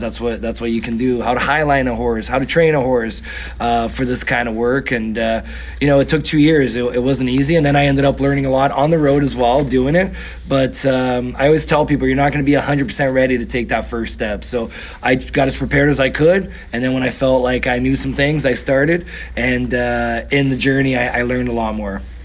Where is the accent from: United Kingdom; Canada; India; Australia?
Canada; also born or lived in São Paulo, Brazil / Barretos, Brazil; my parents moved to Canada when I was nine years old.